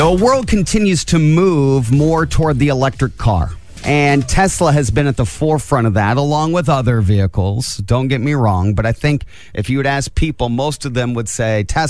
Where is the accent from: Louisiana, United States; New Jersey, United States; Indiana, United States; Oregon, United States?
Indiana, United States; Angola; also born or lived in Atlanta / Los Angeles; I grew up in Angola. I'm from around here.